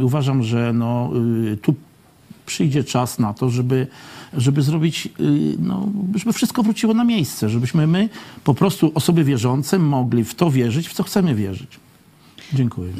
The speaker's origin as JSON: {"language": "Polish", "country": "Poland", "tie": "born or raised there", "said": "wychowałem się na terenach wiejskich, w zalesionych terenach"}